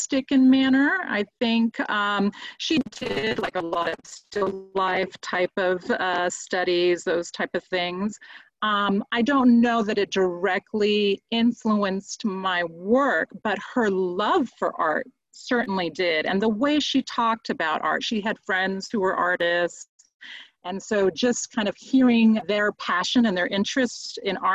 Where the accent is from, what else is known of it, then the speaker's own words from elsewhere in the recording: Spain; moved away; I was raised in Spain as a Catholic.